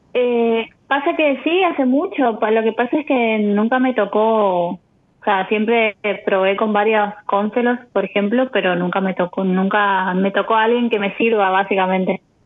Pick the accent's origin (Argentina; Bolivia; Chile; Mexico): Argentina; Posadas, Misiones; moved away; also born or lived in Buenos Aires; yo nací en Buenos Aires en realidad, pero bueno, me, eh, me, me, mudé chiquitita a Misiones